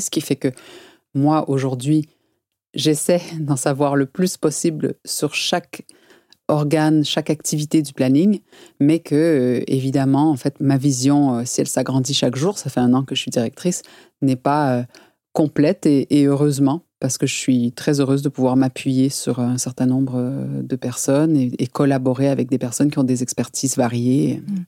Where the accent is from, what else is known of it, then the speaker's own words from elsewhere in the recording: Quebec, Canada; also born or lived in Val-de-Marne, France / Paris, France; now in France; j'ai grandi au Canada, qui est un pays où la culture féministe, et particulièrement au Québec